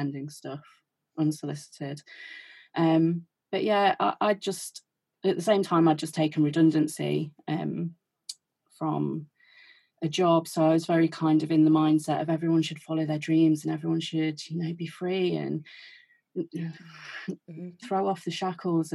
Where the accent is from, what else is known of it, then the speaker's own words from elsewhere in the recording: Derby, East Midlands, United Kingdom; we're both from Derby